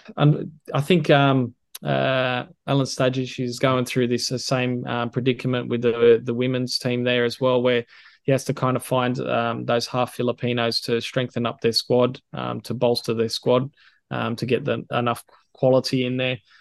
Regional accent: Sydney, New South Wales, Australia; also born or lived in Philippines; we're both from Western Sydney

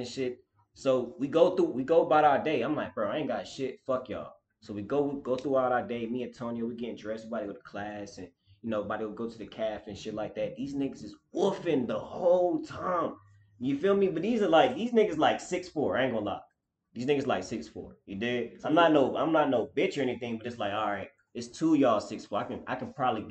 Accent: Durham, North Carolina, United States; I grew up, was raised in Durham

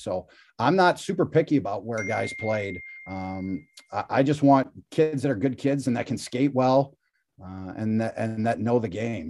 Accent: Cleveland, Ohio, United States; I grew up playing in Cleveland

